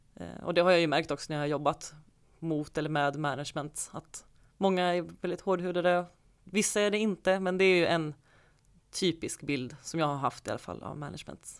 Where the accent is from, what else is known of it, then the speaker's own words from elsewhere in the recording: Falkenberg, Halland County, Sweden; moved away; Jag är uppvuxen i Falkenberg